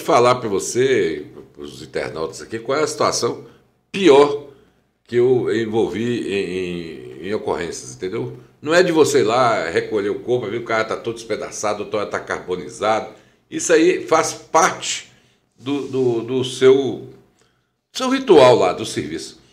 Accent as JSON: {"language": "Portuguese", "town": "Teófilo Otoni", "region": "Minas Gerais", "country": "Brazil", "tie": "born or raised there", "also_born_or_lived": "Juiz de Fora", "said": "eu nasci aqui em Teoflotone, né? Em 1 de outubro. Fui criado aqui"}